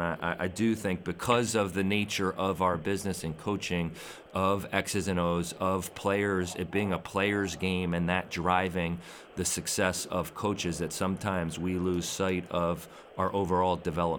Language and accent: English; Philadelphia, Pennsylvania, United States; when I grew up in the Philadelphia area